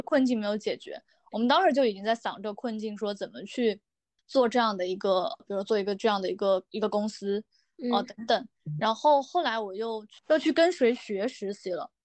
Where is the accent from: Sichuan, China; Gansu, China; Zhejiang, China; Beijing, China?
Sichuan, China; moved away as an adult; also born or lived in Taiyuan, Shanxi; 我是四川人